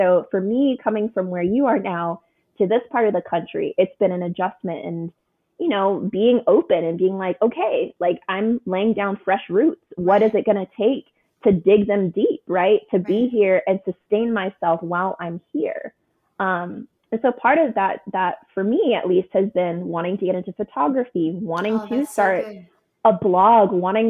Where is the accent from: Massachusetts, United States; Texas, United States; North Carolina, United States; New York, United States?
Texas, United States; Houston; Like I'm coming from Houston, from Texas.